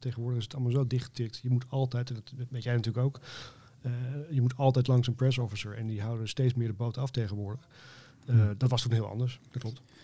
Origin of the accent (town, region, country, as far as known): Netherlands